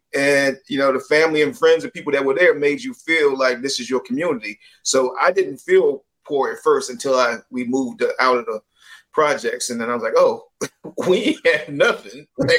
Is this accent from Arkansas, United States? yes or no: no; Palmer Park, Maryland, United States; I grew up in Palmer Park, Maryland.